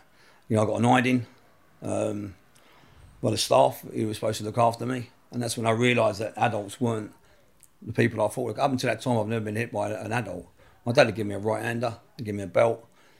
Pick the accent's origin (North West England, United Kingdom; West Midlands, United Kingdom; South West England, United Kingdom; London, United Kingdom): London, United Kingdom; Camden Town; I'm from Camden Town. I come from a single parent family, mum.